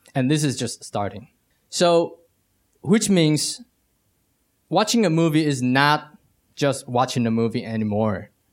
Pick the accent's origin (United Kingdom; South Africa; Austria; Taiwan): Taiwan; I'm from Taiwan